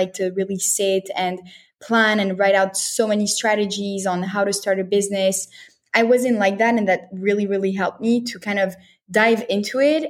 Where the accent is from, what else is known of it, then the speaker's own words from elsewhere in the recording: Montreal, Quebec, Canada; also born or lived in Paris, France / Tel Aviv, Israel / New York, United States; So I was born in Paris and I grew up in Montreal, Canada.